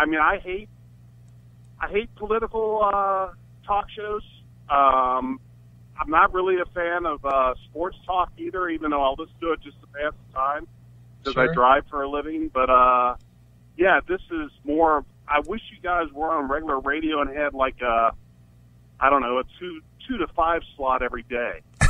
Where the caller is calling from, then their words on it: Cincinnati, Ohio, United States; I'm from Cincinnati.